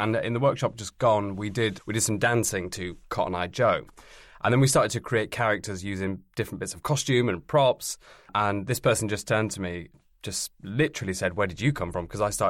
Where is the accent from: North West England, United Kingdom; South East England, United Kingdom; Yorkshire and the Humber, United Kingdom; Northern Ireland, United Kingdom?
Yorkshire and the Humber, United Kingdom; Yeah, we're both from South Yorkshire. And that was one of the things that we spoke about, is how we don't sound like that much anymore.